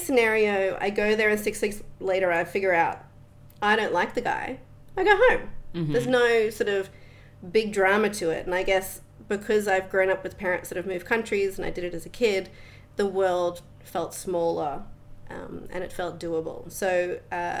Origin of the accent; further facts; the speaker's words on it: Australia; moved away as an adult; also born or lived in Netherlands; now in Bali, Indonesia; I grew up in Australia. I spent a couple of years at school, beginning of primary school in the Netherlands. But other than that, born and raised Australian.